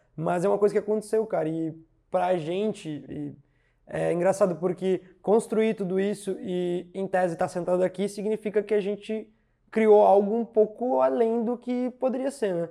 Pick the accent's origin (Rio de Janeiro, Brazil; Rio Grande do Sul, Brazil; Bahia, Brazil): Rio Grande do Sul, Brazil; São Gabriel; also born or lived in Porto Alegre; em São Gabriel, que é a minha cidade natal